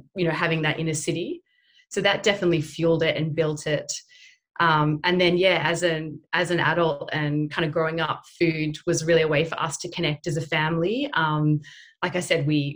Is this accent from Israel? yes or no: no; Sydney, New South Wales, Australia; growing up in Haberfield, which is, you know, Sydney's Little Italy